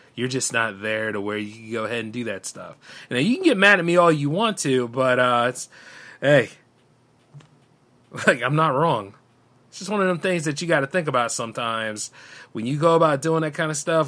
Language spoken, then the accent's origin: English; United States; I'm an American that lives in this country